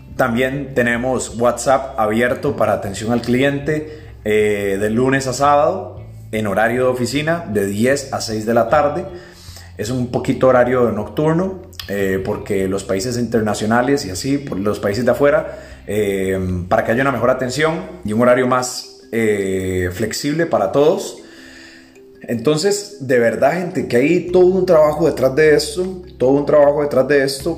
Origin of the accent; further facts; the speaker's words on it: Costa Rica; yo pues soy de Costa Rica